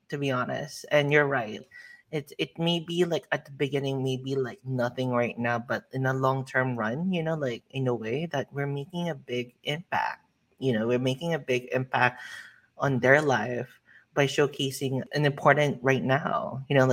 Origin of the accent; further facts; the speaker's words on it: United States; as an American